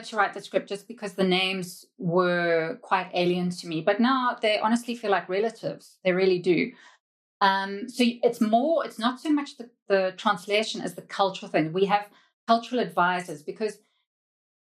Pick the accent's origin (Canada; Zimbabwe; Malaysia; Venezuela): Zimbabwe; also born or lived in United Kingdom; now in South Africa; I grew up in Zimbabwe, which was very colonial, on a diet of British TV